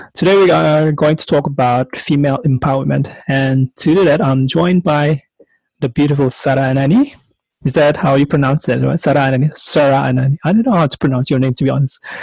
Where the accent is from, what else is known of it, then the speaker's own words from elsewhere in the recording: Indonesia; I'm from Indonesia